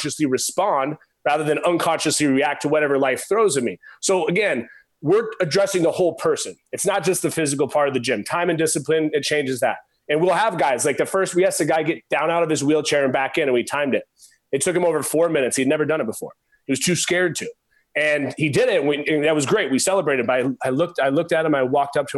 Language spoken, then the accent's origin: English; Oregon, United States; I was a skinny pencil neck kid growing up in Oregon